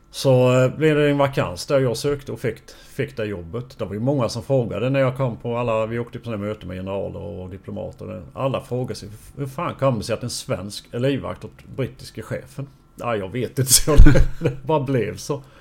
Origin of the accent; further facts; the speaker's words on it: Bosnia & Herzegovina; now in Sweden; När vi kom från Bosnien så hade vi en psykolog.